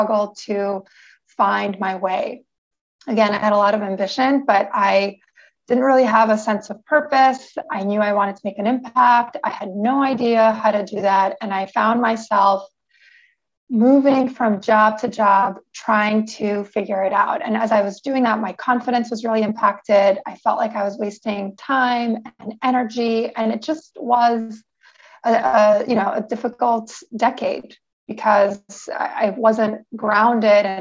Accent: New York City, New York, United States; now in San Diego, United States; I'm currently living in San Diego, California, but I'm originally from New York City

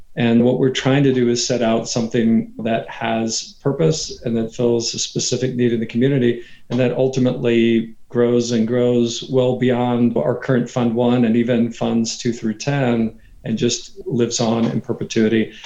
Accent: Katy, Texas, United States; moved away as an adult; also born or lived in New York; So I'm from Texas. I'm from what used to be a small country town outside of Houston that now, thanks to uh, urban sprawl, is really a suburb of Houston called Katy, Texas

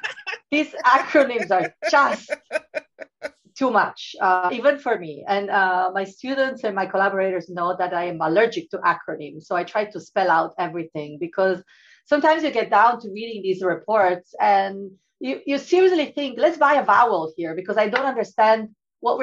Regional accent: Italy; moved away as an adult; I come from Italy

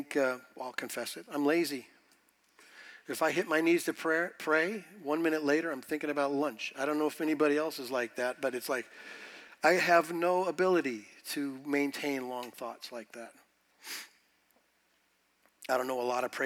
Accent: United States; being American

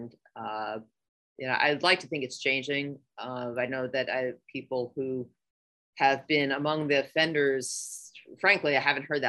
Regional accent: New York, United States; as a New Yorker

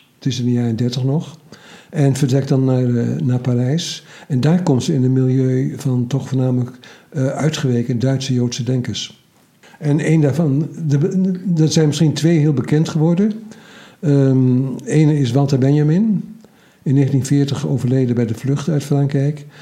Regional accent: Twente, Overijssel, Netherlands; Ik ben Twentenaar

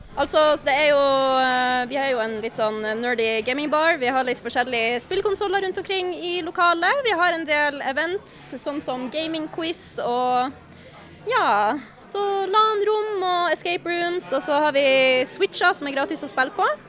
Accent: Northern Norway, Norway; now in Oslo, Norway

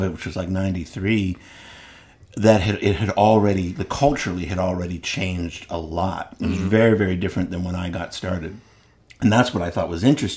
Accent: Philadelphia, Pennsylvania, United States; now in Chattanooga, United States; I grew up in Philadelphia where we have an unwarranted sense of confidence.

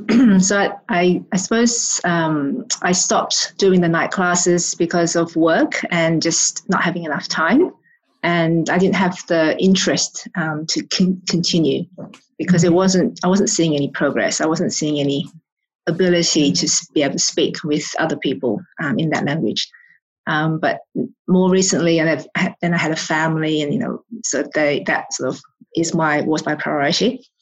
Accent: Australia; descent, but my family moved to Australia, so we never really spoke Chinese at home. So my English is my native language

